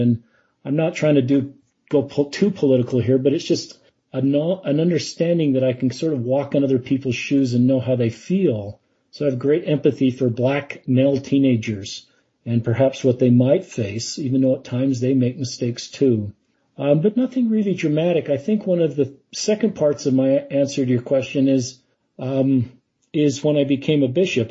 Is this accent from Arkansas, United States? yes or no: no; Salt Lake City, Utah, United States; I grew up in Salt Lake City.